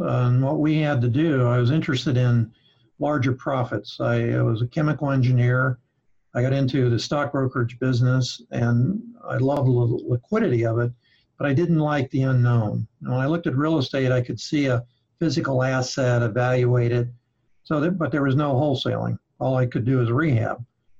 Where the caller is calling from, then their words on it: South Florida, United States; I'm calling in from South Florida.